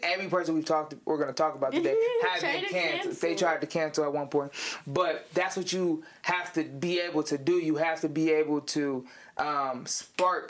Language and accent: English; Ravenna, Ohio, United States; moved away as an adult; now in Cleveland, United States; I was born and raised in Ravenna, Ohio, which is a small town